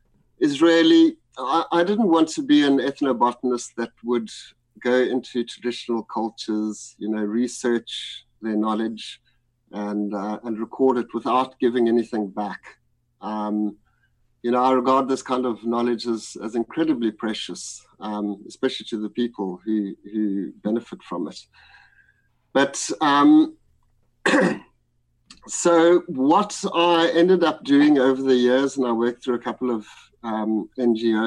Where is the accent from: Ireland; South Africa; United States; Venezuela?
South Africa; I grew up in South Africa in the times of apartheid